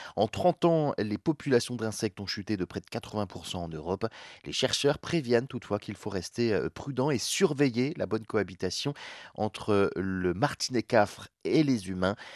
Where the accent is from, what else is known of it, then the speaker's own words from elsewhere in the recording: France; chez nous en France